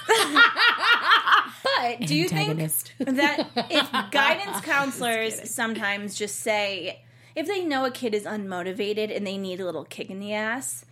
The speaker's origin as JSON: {"language": "English", "town": "Cleveland", "region": "Ohio", "country": "United States", "said": "I'm from Cleveland, Ohio."}